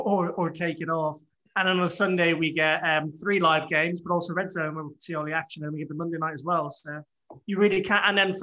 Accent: Dublin, Leinster, Ireland; when I was growing up in Dublin

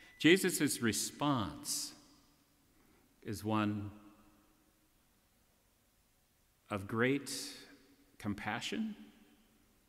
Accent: Great Barrington, Massachusetts, United States; my hometown of Great Barrington

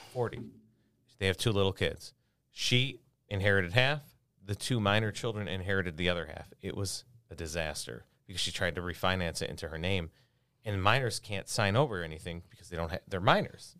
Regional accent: Lemont, Illinois, United States; also born or lived in Homer Glen, Illinois / Chicago, Illinois; I grew up in Lamont

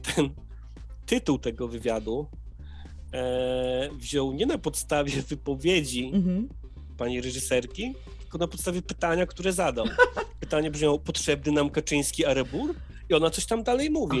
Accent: Poland; moved away; wychowa wychowałem się na wsi, teraz na tej wsi sobie trochę siedzę tymczasowo

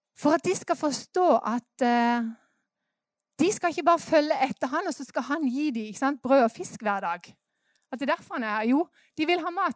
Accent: Norway; Vi er jo nordmenn

